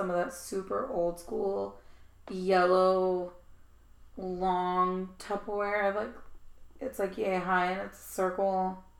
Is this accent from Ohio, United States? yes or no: no; Texas, United States; also born or lived in Arizona; I'm from Texas and Arizona. We have cows and coyotes.